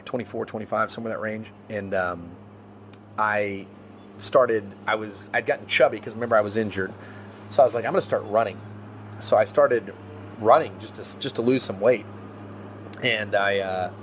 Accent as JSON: {"language": "English", "town": "Trophy Club", "region": "Texas", "country": "United States", "tie": "born or raised there", "also_born_or_lived": "Longview, Texas / California", "moved": "as an adult", "lives_now": "Houston, United States", "said": "I'm from Dallas area, Trophy Club"}